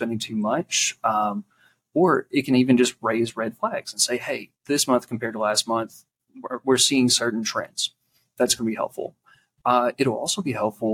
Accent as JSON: {"language": "English", "region": "Eastern Kentucky", "country": "United States", "said": "I'm from Eastern Kentucky"}